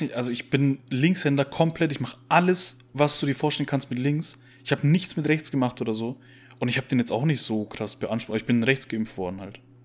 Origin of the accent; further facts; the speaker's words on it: Bavaria, Germany; als Bayer